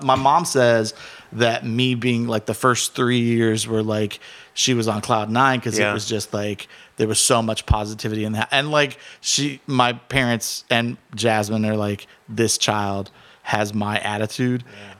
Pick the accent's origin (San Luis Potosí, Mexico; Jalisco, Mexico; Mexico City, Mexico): Jalisco, Mexico; And so growing up in Cerros, like with blue agave everywhere.